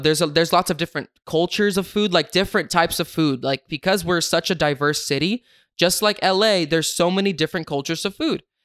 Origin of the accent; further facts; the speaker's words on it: West Sacramento, California, United States; my hometown, Sacramento. Grew up in West Sacramento